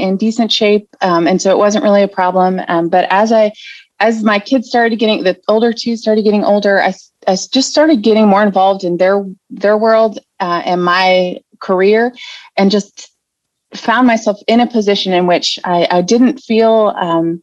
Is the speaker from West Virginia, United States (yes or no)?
yes; West Virginia, United States; moved away as an adult; I am originally from West Virginia, but moved around with my husband in the military